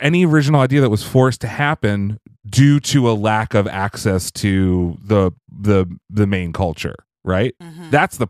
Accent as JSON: {"language": "English", "region": "Pennsylvania", "country": "United States", "tie": "born or raised there", "said": "where I grew up in Pennsylvania"}